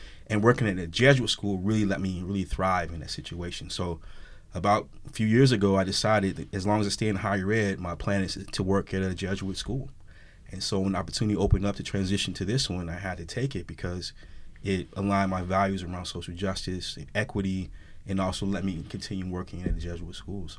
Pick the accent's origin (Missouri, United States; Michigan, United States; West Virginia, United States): Missouri, United States; St. Louis; also born or lived in Chicago / Stockton; So I'm originally from St. Louis, Missouri. So I grew up in St. Louis.